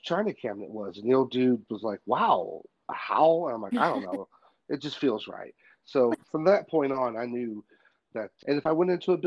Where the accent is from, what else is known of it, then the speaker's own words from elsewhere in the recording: Tennessee, United States; now in Oklahoma, United States; I'm from Tennessee originally. I live out here in Oklahoma now